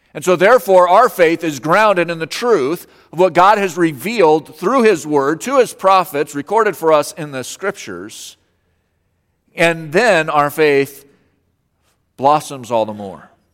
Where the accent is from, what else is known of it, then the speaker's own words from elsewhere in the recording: Colorado, United States; moved away; I grew up in Colorado